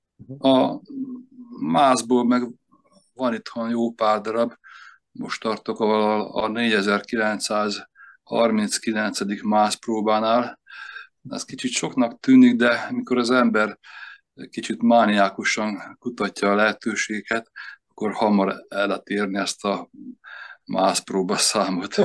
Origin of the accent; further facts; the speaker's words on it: Komló, Baranya, Hungary; also born or lived in Veszprém; now in Veszprém area, Hungary; Komló laktunk gyerekkoromban